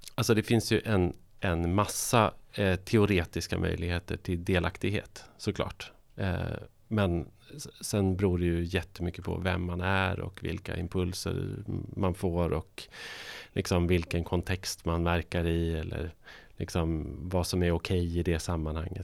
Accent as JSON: {"language": "Swedish", "region": "northern Sweden", "country": "Sweden", "tie": "born or raised there", "moved": "yes", "said": "jag kommer från norra Sverige"}